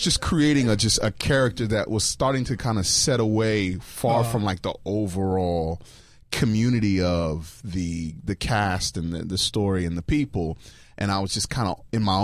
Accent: Hampton, Virginia, United States; I'm from Hampton, Virginia

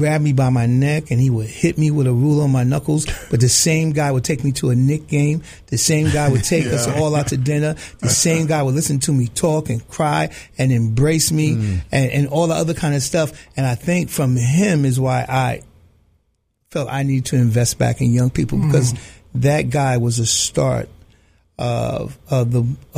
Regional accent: New York City, New York, United States; I grew up in the South Bronx. I grew up in the projects.

